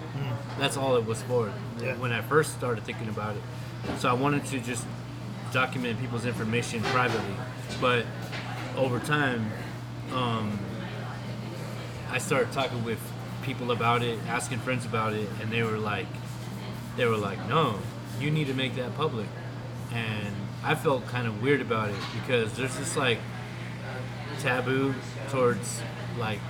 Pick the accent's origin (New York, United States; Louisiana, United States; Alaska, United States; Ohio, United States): Alaska, United States; Copper Center; now in Anchorage, United States; I grew up in Copper Center, but I've been paying rent in Anchorage for a while now.